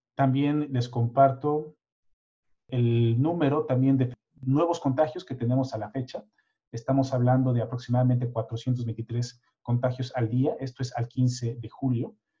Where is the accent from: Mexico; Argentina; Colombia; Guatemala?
Mexico; now in Sweden; nuestra experiencia muy personal de mexicanos